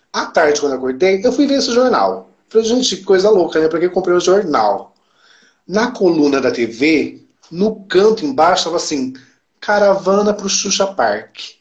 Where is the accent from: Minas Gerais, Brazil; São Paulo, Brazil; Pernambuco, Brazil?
São Paulo, Brazil; Campinas; eu sou de Campinas